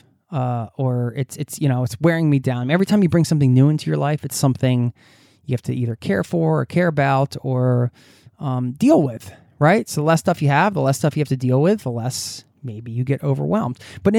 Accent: United States; so I hope you're doing well over in my home country

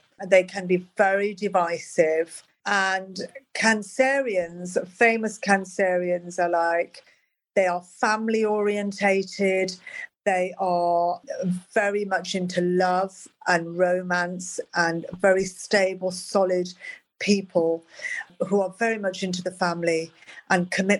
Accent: Birmingham, West Midlands, United Kingdom; I was growing up in Birmingham. It was dark. It was grim. It was depressing.

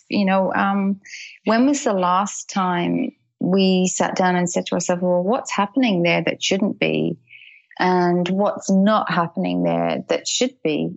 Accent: Dublin, Leinster, Ireland; moved away as an adult; also born or lived in United Kingdom; now in Australia; I grew up in Dublin and we lived in the UK for a lot of years

